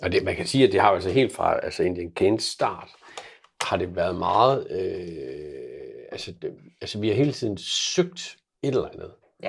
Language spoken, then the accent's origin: Danish; Koldby, North Denmark Region, Denmark; Jeg kommer faktisk fra Koldby oprindeligt